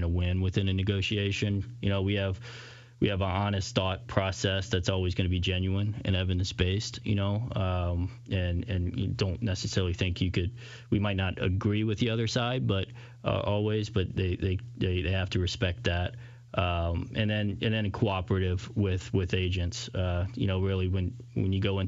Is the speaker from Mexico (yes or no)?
no; Louisiana, United States; I growing up in Louisiana, huge Saints fan growing up